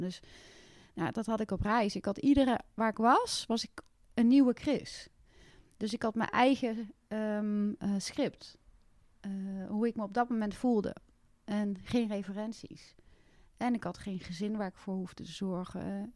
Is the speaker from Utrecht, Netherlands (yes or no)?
no; Westervoort, Gelderland, Netherlands; ik kom oorspronkelijk uit Westervoort en ik kom uit een gezin met twee andere kinderen nog